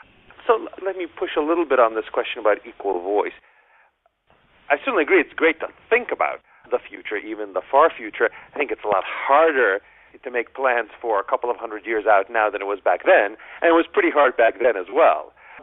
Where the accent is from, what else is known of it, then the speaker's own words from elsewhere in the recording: United States; as an American